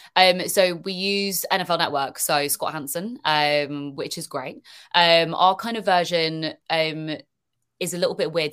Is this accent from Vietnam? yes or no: no; United Kingdom; accent: British; I'm hearing a British accent and stuff come on